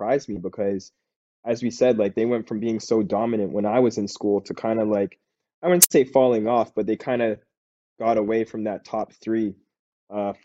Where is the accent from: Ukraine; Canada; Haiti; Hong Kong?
Canada; moved away as an adult; also born or lived in Syracuse